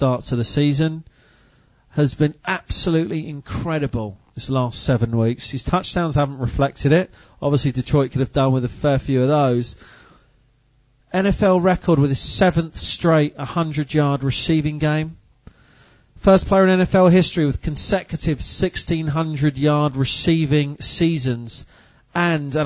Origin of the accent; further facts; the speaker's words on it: United Kingdom; as a British fan of the sport